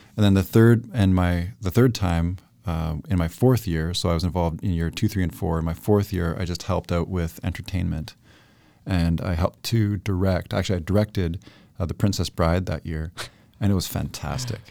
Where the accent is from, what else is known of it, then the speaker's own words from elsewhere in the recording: Toronto, Ontario, Canada; moved away as an adult; now in Chilliwack, Canada; born in East End, Scarborough, which is eastern suburb of Toronto. I spent the first twenty years of my life there